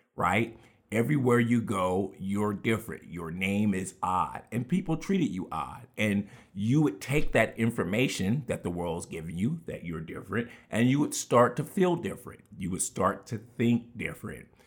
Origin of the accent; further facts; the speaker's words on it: Houston, Texas, United States; we grew up with all of those lessons in Houston, Texas